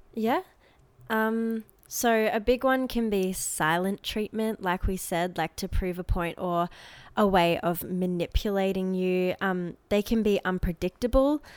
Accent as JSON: {"language": "English", "region": "Queensland", "country": "Australia", "tie": "born or raised there", "also_born_or_lived": "Adelaide", "said": "when we first moved to Queensland"}